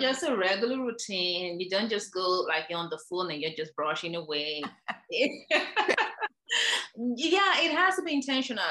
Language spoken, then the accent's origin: English; Nigeria; moved away as an adult; also born or lived in Ireland / New York, United States; now in Virginia, United States; I'm originally from Nigeria, where I trained as a dentist.